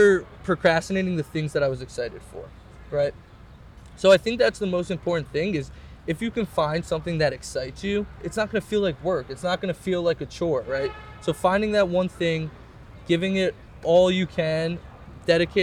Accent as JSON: {"language": "English", "town": "Scarsdale", "region": "New York", "country": "United States", "tie": "born or raised there", "said": "I grew up in Westchester"}